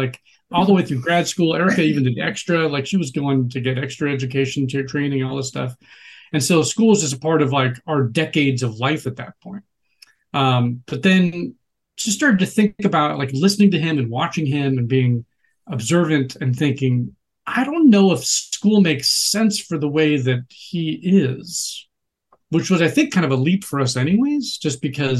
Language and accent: English; Seattle, Washington, United States; moved away as an adult; also born or lived in Tallahassee, Florida / Los Angeles; I'm actually from Seattle